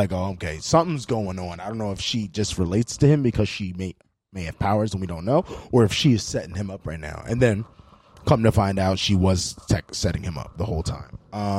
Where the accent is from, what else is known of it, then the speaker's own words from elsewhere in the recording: Philadelphia, Pennsylvania, United States; but only because I'm from Philly, so it's fine.